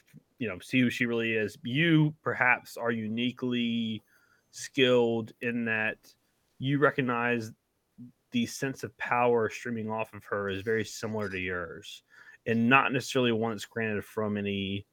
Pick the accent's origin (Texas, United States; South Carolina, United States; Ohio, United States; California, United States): South Carolina, United States; I'm from South Carolina.